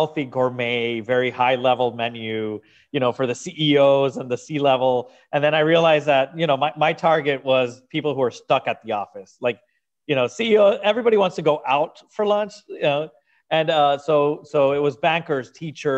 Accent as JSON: {"language": "English", "country": "Venezuela", "moved": "as an adult", "lives_now": "Miami, United States", "said": "I'm originally from Venezuela and South America, and I moved to Miami when I was 24."}